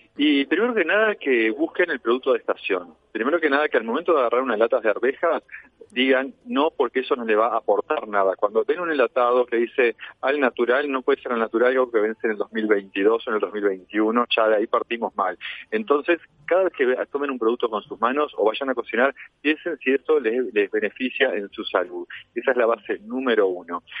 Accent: Uruguay

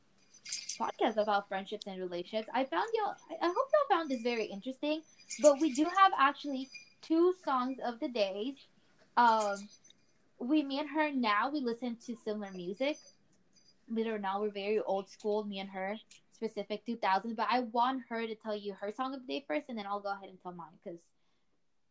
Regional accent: Texas, United States; I'm from Texas. Woohoo. Born and raised here

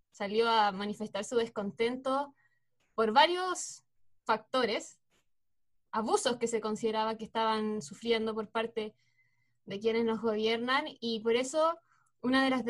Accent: Chile; como chilenos

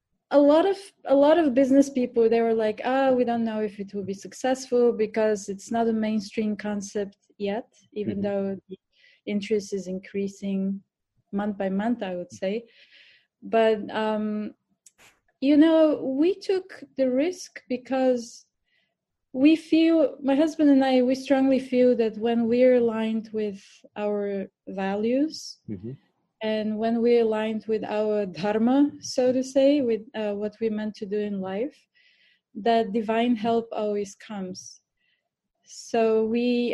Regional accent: Bulgaria; English is a second language; moved away as an adult; also born or lived in India; now in New York, United States; I was born in Bulgaria, so this is my accent. Mm-hmm. I grew up in Bulgaria for the first 25 years of my life

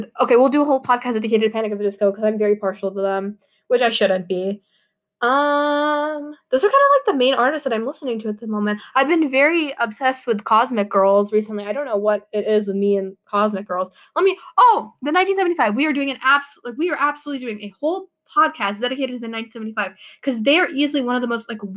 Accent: United States; I'm Pakistani American

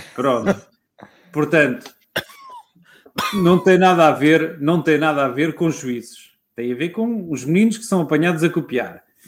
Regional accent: Lisbon, Portugal; eu sou toda a vida da, da zona histórica de Lisboa. Já o meu bisavô era, já o avô do meu bisavô era da zona histórica de Lisboa. Uhum. Portanto, eu sou lisboeta, quando se fala em alfacinha, sou eu

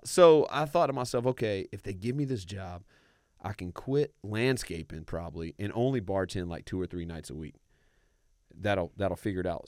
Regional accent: Raleigh, North Carolina, United States; I grew up in Raleigh, North Carolina

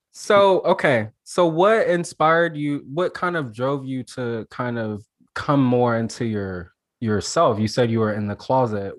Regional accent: Alabama, United States; I'm from Alabama so like I always thought it was terrible growing up in Alabama

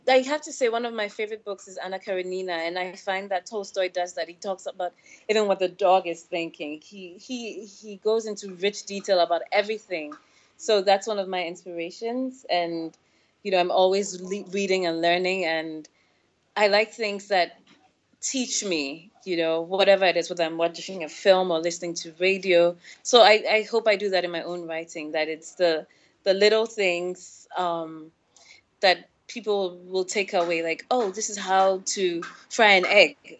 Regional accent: Ghana; also born or lived in Senegal; growing up in West Africa

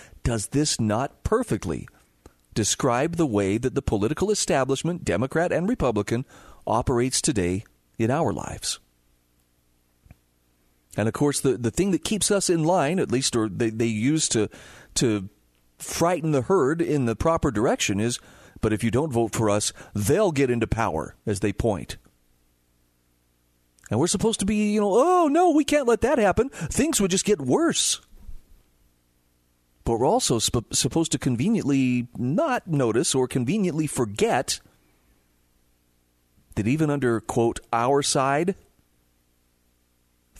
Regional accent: Utah, United States; my home state of Utah

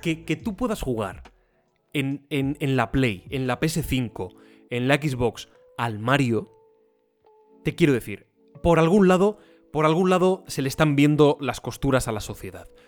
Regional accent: Sierra de Gata, Extremadura, Spain; Trevejo, Sierra de Gata, que es donde yo nací, donde me he criado, la, comarca

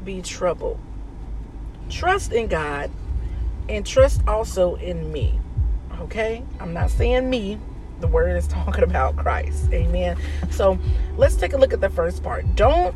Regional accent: Indianapolis, Indiana, United States; moved away as an adult; also born or lived in Dayton, Ohio; I was born in Dayton, Ohio, but I was raised in Indianapolis, Indiana, up until like the age of about 18

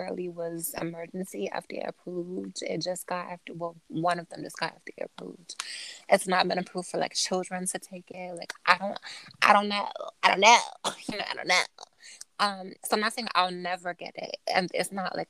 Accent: United States; I'm an American

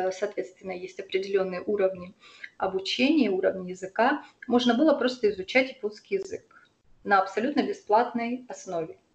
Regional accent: Yuzhno-Sakhalinsk, Sakhalin Oblast, Russia; А, я из Южно-Сахалинска. Я там родилась и выросла. И на самом деле Сахалин и Сахалинская область – это очень удивительный регион.

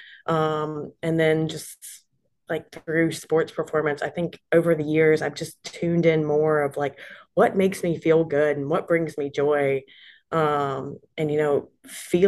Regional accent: Charlotte, North Carolina, United States; I live in Charlotte, North Carolina. That's where I'm originally from. It's my hometown.

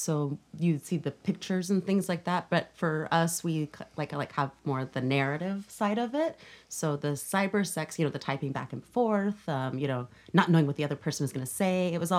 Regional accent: the South, United States; moved away; also born or lived in Mississippi; I grew up in the South

